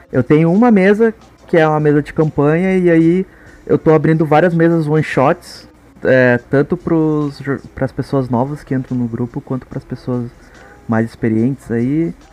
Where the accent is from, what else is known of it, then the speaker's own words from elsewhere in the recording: Brazil; eu nasci no Brasil, né?